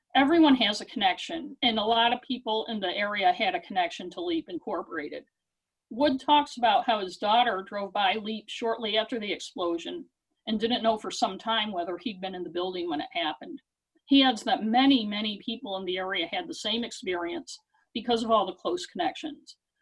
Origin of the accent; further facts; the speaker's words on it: Maine, United States; I grew up in Maine